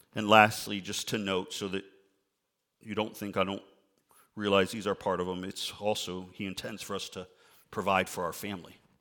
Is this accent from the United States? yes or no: yes; outside Chicago, Illinois, United States; I grew up outside Chicago